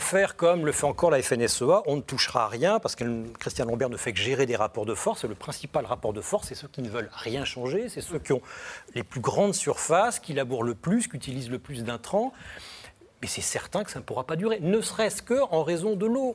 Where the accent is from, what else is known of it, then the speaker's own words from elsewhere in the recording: the Nord, Hauts-de-France, France; Chez moi, dans le Nord